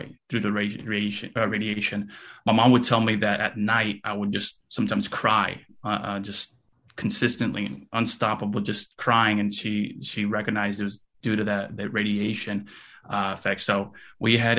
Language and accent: English; Fresno, California, United States; first language Russian; English is a second language; also born or lived in Kyiv, Ukraine; my family and I, we actually moved to California, United States of California, Fresno, California, in 1989. I was only 3 months old at the time